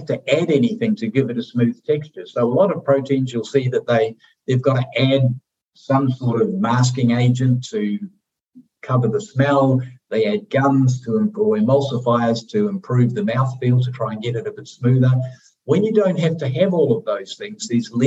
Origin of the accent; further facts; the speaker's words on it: New Zealand; moved away; we're from New Zealand, so we have an affinity to the country